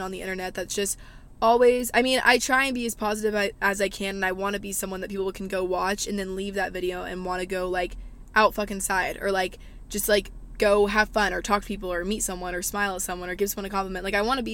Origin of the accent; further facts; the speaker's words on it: the South, United States; Growing up in the South, I feel like I've learned so much